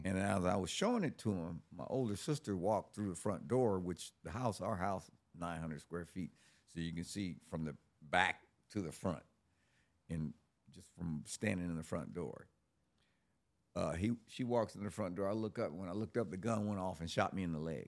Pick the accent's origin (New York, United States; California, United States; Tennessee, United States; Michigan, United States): California, United States; Los Angeles; I was born in Los Angeles, uh, in nineteen sixty-one. I grew up in the sixties and seventies in South Central Los Angeles